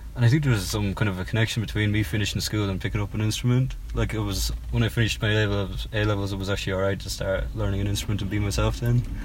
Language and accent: English; Cork, Munster, Ireland; moved away as an adult; also born or lived in United Kingdom; now in London, United Kingdom; as you can probably tell from my, my accent, I'm from Cork in Southern Ireland.